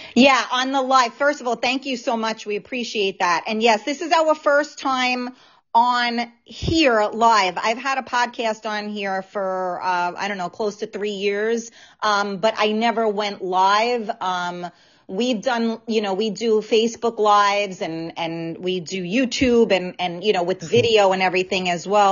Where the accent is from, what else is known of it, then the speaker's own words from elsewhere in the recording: New York City, New York, United States; accent: New York; now in Westchester, United States; I am um, born and raised in the Bronx.